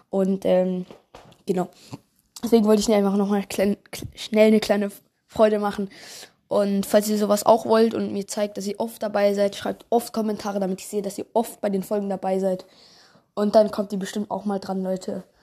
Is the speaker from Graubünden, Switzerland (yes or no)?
no; Bern, Switzerland; Und äh, ich komme aus der Schweiz, also Kanton Bern.